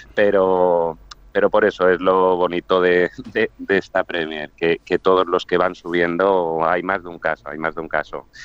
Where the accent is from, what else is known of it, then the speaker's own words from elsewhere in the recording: Arenys de Mar, Catalonia, Spain; Arenys de Mar, provincia de Barcelona, a 40 kilómetros de Barcelona estamos